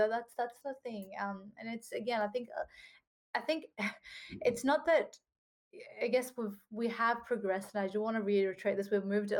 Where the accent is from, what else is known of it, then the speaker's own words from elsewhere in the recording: Australia; We are Australian, and it just feels really hard to say, you know, we're Australian, but then we're not treated the same as every Australian.